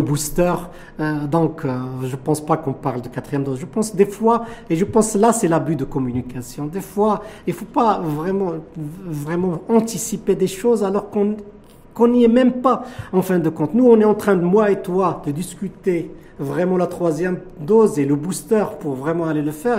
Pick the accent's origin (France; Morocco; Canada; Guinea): Morocco; chez nous au Maroc